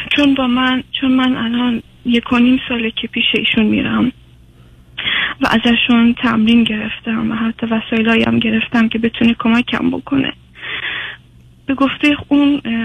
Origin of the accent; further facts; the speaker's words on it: Iran; also born or lived in Afghanistan; now in Sweden; من چون بزرگ شده ایرانم